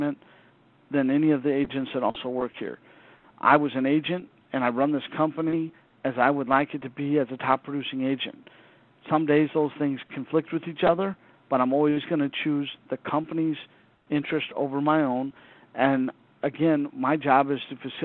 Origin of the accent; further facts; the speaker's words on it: Southern California, United States; moved away; I grew up in Southern California